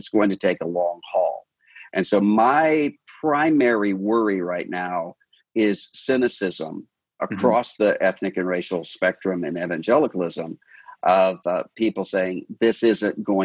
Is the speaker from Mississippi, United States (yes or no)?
yes; Mississippi Gulf Coast, United States; I'm from the Mississippi Gulf Coast